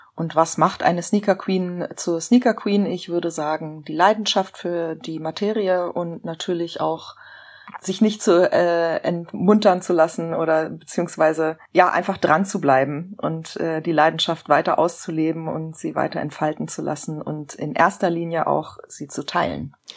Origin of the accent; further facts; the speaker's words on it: Berlin, Germany; ich bin tatsächlich in einem Teil von Berlin aufgewachsen